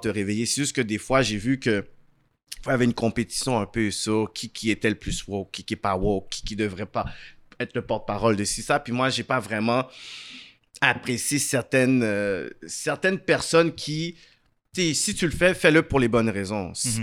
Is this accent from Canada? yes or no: yes; Montreal, Quebec, Canada; also born or lived in Laval; je suis né à Saint-Michel. Ensuite, on a déménagé à Laval. Puis ensuite, euh, j'ai fait le reste de ma vie jusqu'à aujourd'hui de West Island